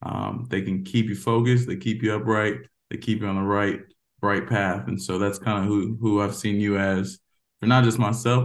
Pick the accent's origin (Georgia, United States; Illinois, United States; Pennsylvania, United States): Georgia, United States; born there; also born or lived in Tampa, Florida / Stuttgart, Germany / Mannheim, Germany / Texas; I was born in Georgia, didn't stay long, went to Tampa, Florida, then Stuttgart, Germany, back to Tampa, Florida, back to Mannheim, Germany, and then ultimately Texas.